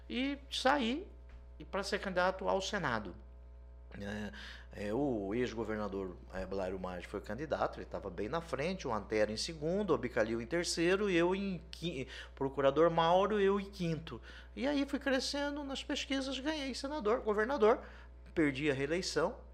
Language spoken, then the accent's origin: Portuguese; Cuiabá, Mato Grosso, Brazil; eu nasci em Cuiabá, nasci no Santa Helena, no Hospital Santa Helena